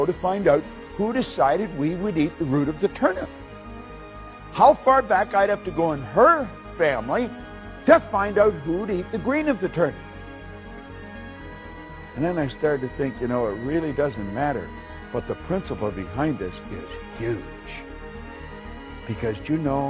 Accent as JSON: {"language": "English", "region": "Northern Ontario", "country": "Canada", "tie": "born or raised there", "said": "I was raised in Northern Ontario."}